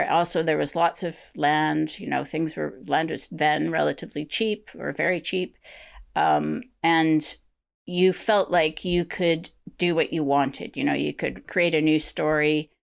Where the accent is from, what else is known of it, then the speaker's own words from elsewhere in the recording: Vancouver, British Columbia, Canada; moved away; I no longer live in British Columbia. I was born and raised in Vancouver and around Vancouver.